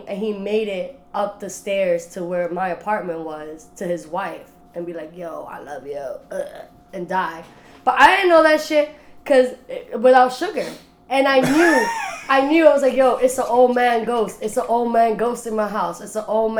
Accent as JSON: {"language": "English", "town": "New York City", "region": "New York", "country": "United States", "tie": "born or raised there", "said": "I grew up in the Bronx"}